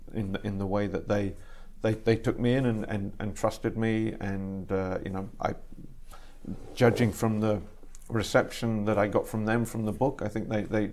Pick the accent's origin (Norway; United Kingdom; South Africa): United Kingdom; England; also born or lived in Canada / Ireland; now in United States; I was born in Canada, mm-hmm. but both my parents were British, and we moved back to the UK, to England, when I was just a baby. And I grew up in England for the first half of my childhood and in Ireland for the second half of my childhood.